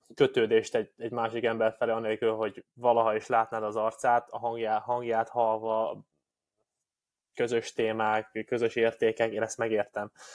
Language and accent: Hungarian; Hungary; két 27 eh, éves férfi, fehér magyar ember vagyunk